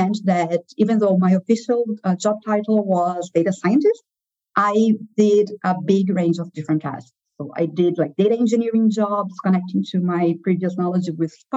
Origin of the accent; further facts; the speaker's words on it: Brazil; moved away; also born or lived in Rio de Janeiro, Brazil; I moved from my hometown to Rio de Janeiro. So this is all back in Brazil, where I was born.